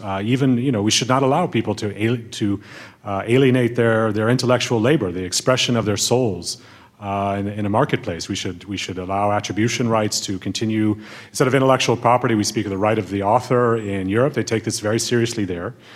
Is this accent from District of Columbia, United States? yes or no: no; Berkeley, California, United States; I grew up partially in Berkeley, California